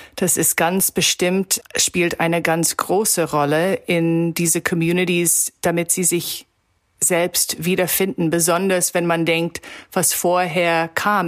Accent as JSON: {"language": "German", "town": "Toronto", "region": "Ontario", "country": "Canada", "tie": "born or raised there", "second_language": "German", "said": "in Toronto, wo ich herkomme"}